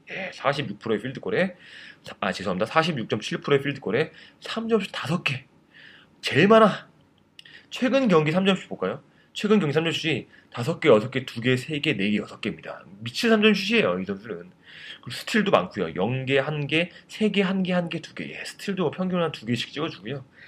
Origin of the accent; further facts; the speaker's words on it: South Korea; 저밖에 없었거든요, 한국 사람이